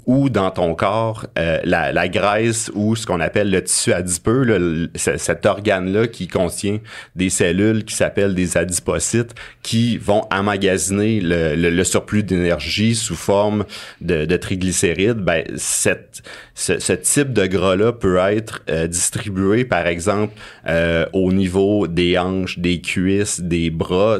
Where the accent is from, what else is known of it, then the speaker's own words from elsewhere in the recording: Abitibi, Quebec, Canada; J'ai grandi en Abitibi